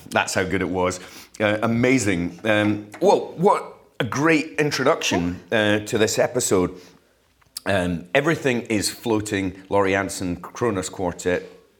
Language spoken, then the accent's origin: English; Fife, Scotland, United Kingdom; now in Edinburgh, United Kingdom; I'm in the city. I love Edinburgh. I live in Leith, actually, not far from here, and I love it. But I grew up in Fife, so the country is pulling me.